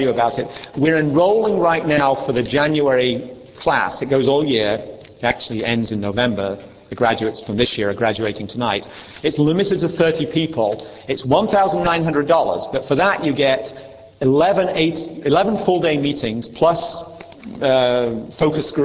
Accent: England, United Kingdom; moved away; In England, we separate them out.

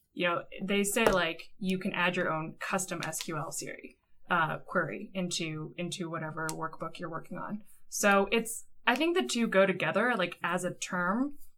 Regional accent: United States; as an American

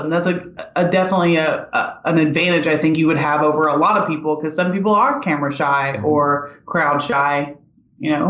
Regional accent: Pittsburgh, Pennsylvania, United States

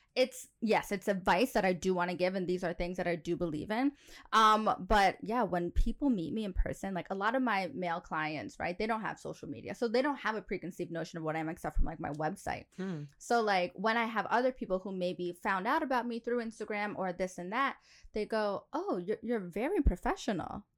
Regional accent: New York, United States; moved away as an adult; now in United Arab Emirates; I'm from New York

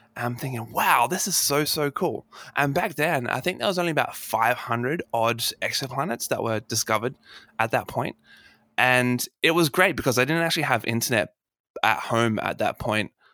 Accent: Adelaide, South Australia, Australia; my hometown. Uh, oh. In, uh, here in Adelaide

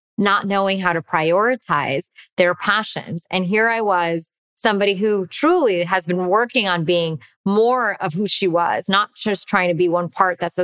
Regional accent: United States; by being Indian and American growing up here.

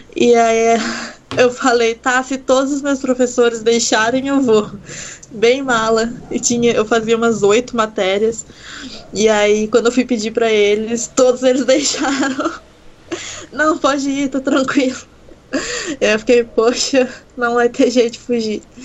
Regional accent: Itajubá, Minas Gerais, Brazil; moved away; also born or lived in Pelotas; eu sou de Itajubá, né, no sul de Minas Gerais

